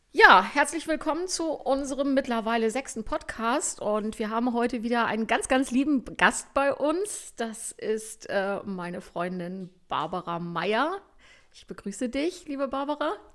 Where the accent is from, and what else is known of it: Germany